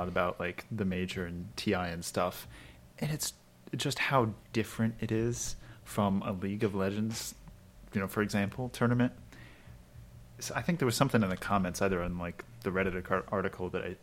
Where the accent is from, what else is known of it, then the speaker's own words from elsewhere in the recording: Maryland, United States; I'm from Maryland